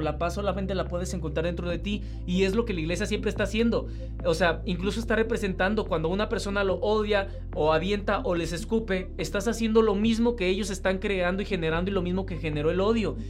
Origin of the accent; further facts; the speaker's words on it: Mexico; que soy mexicano